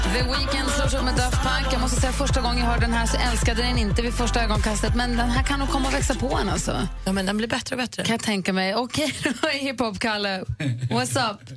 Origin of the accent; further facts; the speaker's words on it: Luleå, Norrbotten County, Sweden; moved away; Jag är uppvuxen där Det är min hemstad